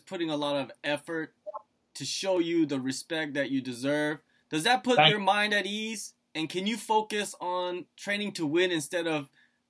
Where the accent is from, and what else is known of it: South Korea